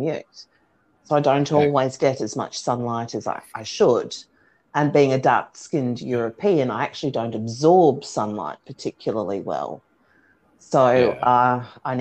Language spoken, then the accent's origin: English; Australia; being Australian